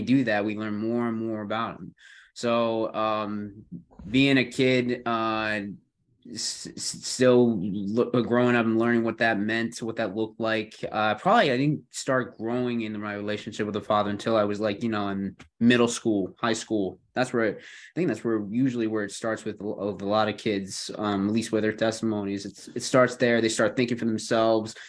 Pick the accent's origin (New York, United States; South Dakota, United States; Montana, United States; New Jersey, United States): New York, United States; Buffalo; also born or lived in South Carolina; now in Greenville, United States; I'm, uh, um, originally from New York, not the city, mind you, but, uh, Buffalo area